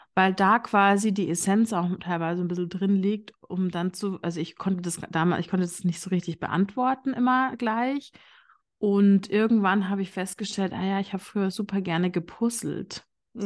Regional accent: Bavaria, Germany; vielleicht hört man das so ein bisschen. Ich komme aus Bayern

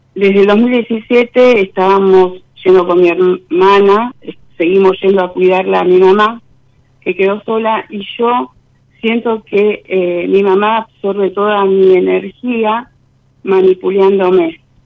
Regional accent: Florencio Varela, Buenos Aires Province, Argentina; de Florencio Varela

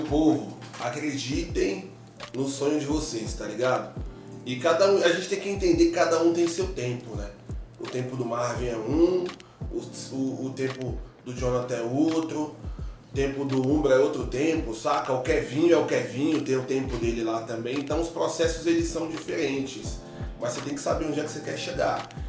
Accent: Brasília, Federal District, Brazil; also born or lived in Rio de Janeiro; eu sou natural do Rio de Janeiro, não contei isso no início. Mas eu sou criado em Brasília, então me considero brasiliense

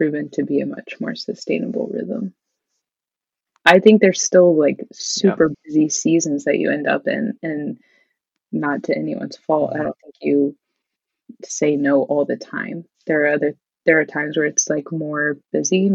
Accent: Midwest, United States; growing up in the Midwest, where most people are Lutheran or Catholic, there just weren't a lot of kids at our church

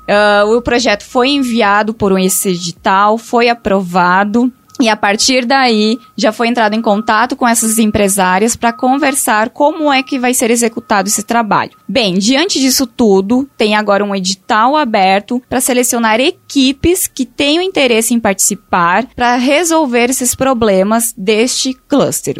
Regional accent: Rio Grande do Sul, Brazil; now in Tauá, Brazil; eu sou lá do Rio Grande do Sul

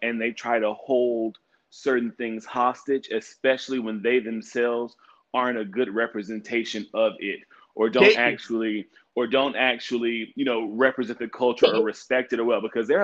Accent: Arkansas, United States; I'm from Arkansas

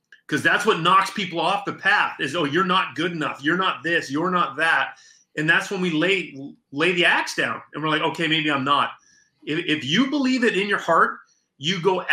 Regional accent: Vancouver Island, British Columbia, Canada; moved away as an adult; also born or lived in New Hampshire, United States; now in United States; I was born on Vancouver Island, British Columbia.

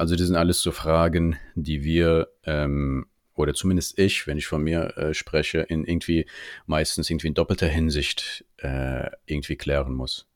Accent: Germany; Ich bin auch hier in Deutschland geboren und aufgewachsen

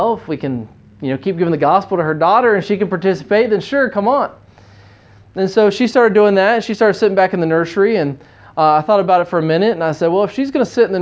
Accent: United States; moved away as an adult; now in China; as an American living in the city

